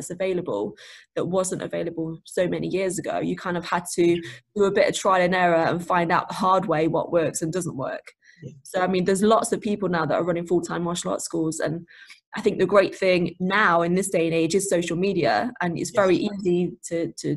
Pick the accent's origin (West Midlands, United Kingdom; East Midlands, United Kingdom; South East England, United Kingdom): East Midlands, United Kingdom; Nottingham; now in Mansfield, United Kingdom; Where I grew up in Nottingham, Nottingham's very much multicultural and very diverse.